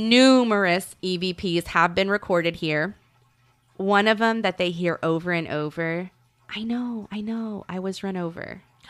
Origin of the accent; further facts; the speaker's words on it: Canadian County, Oklahoma, United States; I grew up in Canadian County